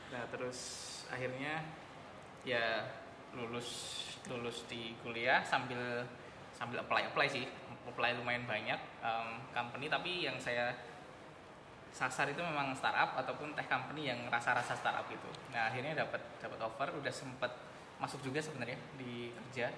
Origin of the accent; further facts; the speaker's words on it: Yogyakarta, Special Region of Yogyakarta, Indonesia; moved away; also born or lived in Singapore; saya juga aslinya Jogja